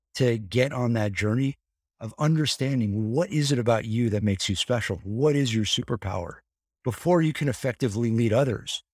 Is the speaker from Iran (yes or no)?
no; Encino, California, United States; I grew up very close to the Jackson compound